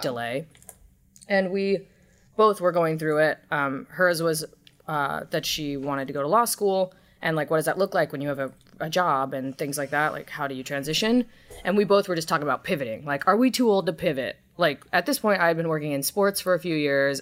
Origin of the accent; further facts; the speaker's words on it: Southern California, United States; also born or lived in Long Beach, California; I was born in Long Beach. I grew up in Southern California